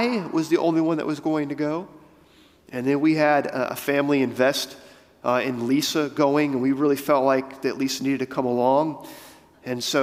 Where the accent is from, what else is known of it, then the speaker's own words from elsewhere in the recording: United States; being an American